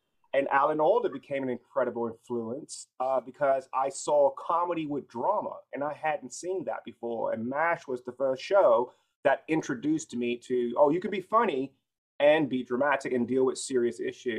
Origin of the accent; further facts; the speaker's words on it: Chicago, Illinois, United States; born there; now in Los Angeles, United States; So I was born in Chicago. I'm currently located in Los Angeles, but I was born in Chicago.